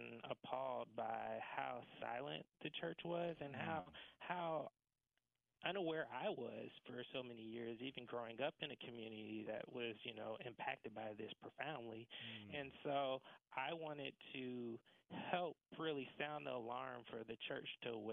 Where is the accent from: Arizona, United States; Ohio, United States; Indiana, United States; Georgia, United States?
Georgia, United States; right outside of Atlanta; So I was born and raised right outside of Atlanta, Georgia